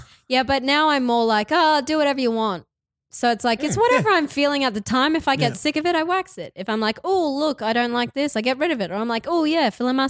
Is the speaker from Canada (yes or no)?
no; Cairns, Queensland, Australia; I come from Cairns